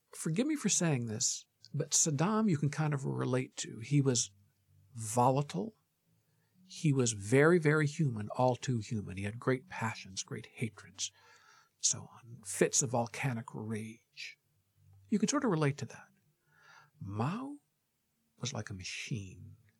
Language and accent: English; Michigan, United States; moved away as an adult; now in New York, United States; I almost always say I'm from Michigan and I've lived most of my adult life in New York